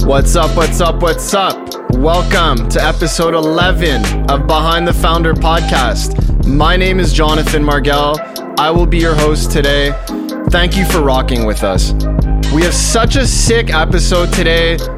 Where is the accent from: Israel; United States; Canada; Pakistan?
Canada; Montreal, Quebec; I'm born and raised in Montreal